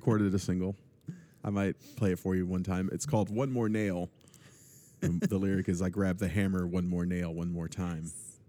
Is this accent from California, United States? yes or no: no; Tyler, Texas, United States; And as it turns out, I grew up in Tyler.